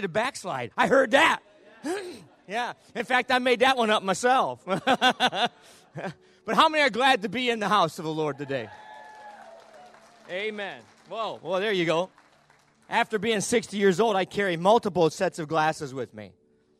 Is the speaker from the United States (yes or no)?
yes; the North, United States; now in Bowling Green, United States; I'm from the North. We're both Yankees